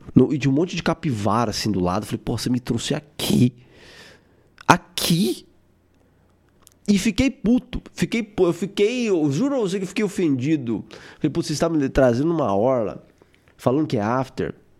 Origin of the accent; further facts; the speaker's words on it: Brazil; eu sou brasileiro